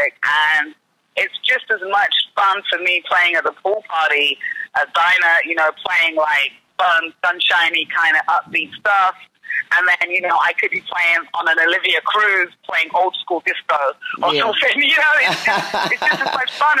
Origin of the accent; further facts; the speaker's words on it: London, United Kingdom; I'm a Londoner